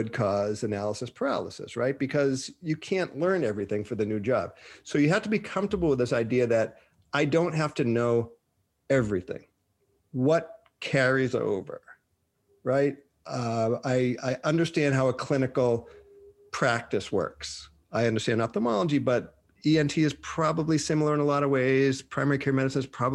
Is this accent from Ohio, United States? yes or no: no; Boston, Massachusetts, United States; moved away; also born or lived in Minnesota; I'm from Boston